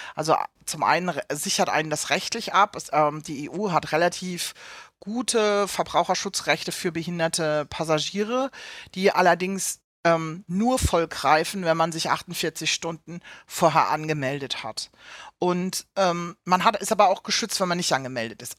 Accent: Southern Germany, Germany; moved away as an adult; also born or lived in Hamburg; ich komme ursprünglich aus dem Süden von Deutschland

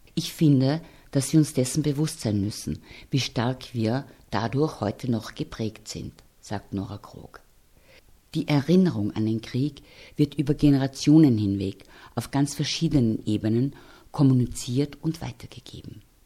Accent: Austria; Wir hier in Österreich

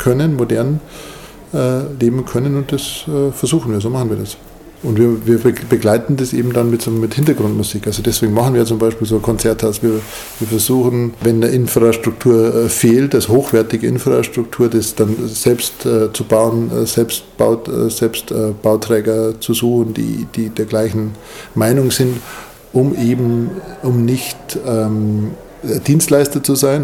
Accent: Munich, Bavaria, Germany; Ich komme ja aus München

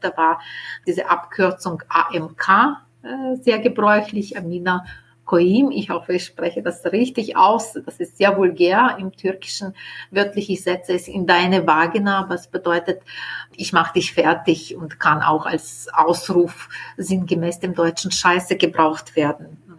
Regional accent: Ukraine; first language Ukrainian; German is a second language; moved away as an adult; now in Vienna, Austria; in meinem Heimatland in der Ukraine

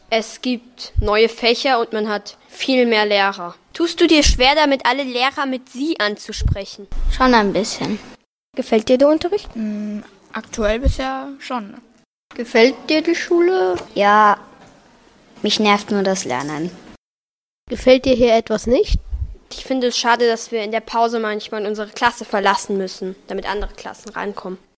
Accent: Japan; also born or lived in Austria; Ich komme aus Japan und aus Österreich.

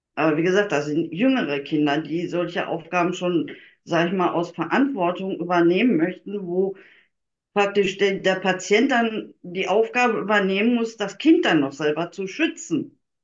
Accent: Germany; ich komme nun mal aus Deutschland

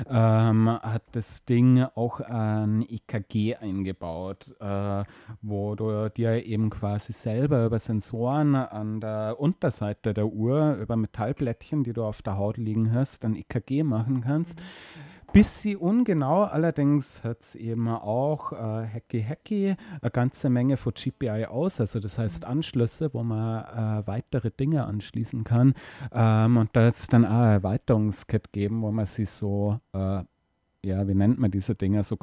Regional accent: Munich, Bavaria, Germany; moved away; ich komme aus München

